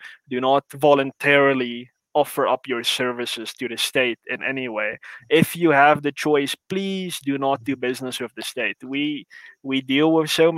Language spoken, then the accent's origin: English; South Africa